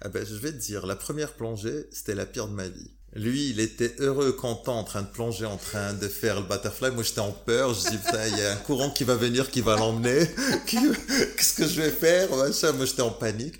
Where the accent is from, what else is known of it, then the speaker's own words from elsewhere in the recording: Morocco; moved away; also born or lived in Dubai / Bali; je suis marocain, je viens d'une société marocaine